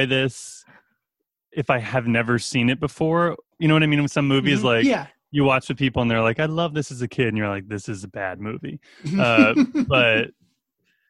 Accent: Boston, Massachusetts, United States; So I'm a Boston native. I grew up outside Boston, actually, technically. I've been living here for my whole life

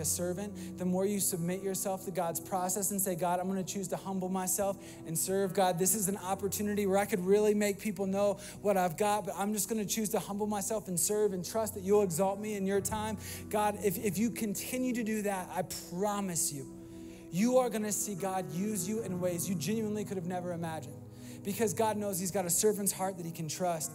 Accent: Virginia, United States; moved away as an adult; also born or lived in Florida; I was new from Virginia

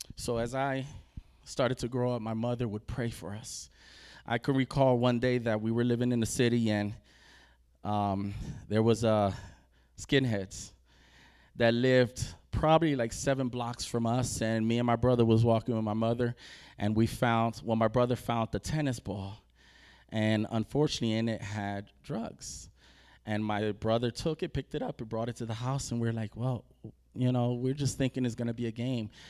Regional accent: New Jersey, United States; we're from New Jersey, so we're east

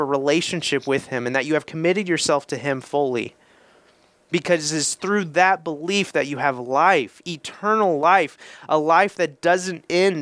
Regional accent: Indiana, United States; I'm from Indiana.

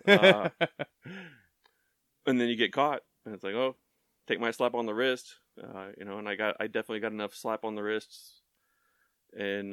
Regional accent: Tomball, Texas, United States; moved away; growing up in Tomball, you know, back 20 plus years, it was a more rural town

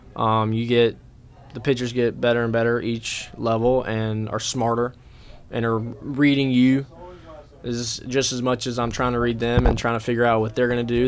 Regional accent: Hickory, North Carolina, United States; my hometown in Hickory

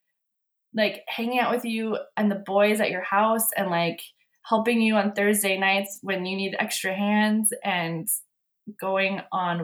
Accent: Iowa, United States; I was born in Iowa in the Midwest in farm country. Growing up, I didn't want anything to do with farming or agriculture or the country. We moved from a small town to, I would say we were like surrounded by farm fields when I was in high school

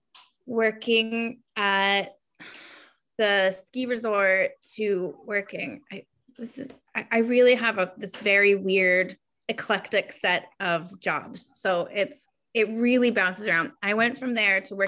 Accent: Maryland, United States; also born or lived in Savannah, Georgia / Colorado / upstate New York; now in Rhode Island, United States; I was born in Maryland

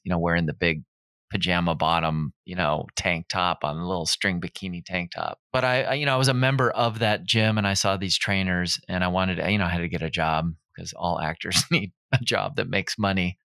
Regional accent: Minnesota, United States; moved away as an adult; also born or lived in Encino, California; now in Pasadena, United States; I'm from Minnesota originally

